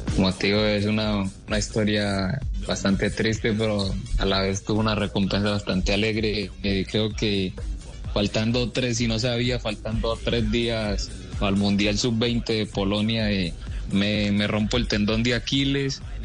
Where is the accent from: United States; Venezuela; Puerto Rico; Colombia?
Colombia; Medellín, Antioquia; Yo llegué a, a, la ciudad de Medellín demasiado niño, de ahí me, me formé en el Club Deportivo Estudiantil, donde estuve casi nueve años